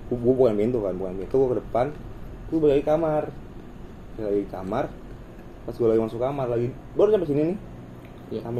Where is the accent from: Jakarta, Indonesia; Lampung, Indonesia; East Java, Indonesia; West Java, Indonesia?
West Java, Indonesia; Bandung; gue anak Bandung